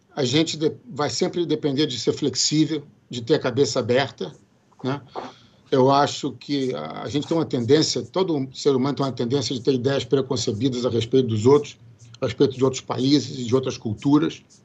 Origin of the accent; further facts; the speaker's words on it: Brazil; moved away as an adult; now in United States; aquele meu inglês macarrônico que a gente que eu só tinha no Brasil de, de aprender na escola